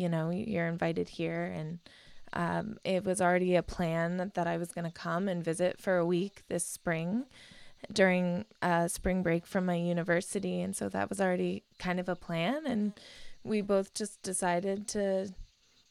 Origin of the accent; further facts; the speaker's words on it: Cincinnati, Ohio, United States; also born or lived in London, England; I was born in London, England, in Northwest London, and I was raised in Cincinnati, Ohio, right on the Ohio River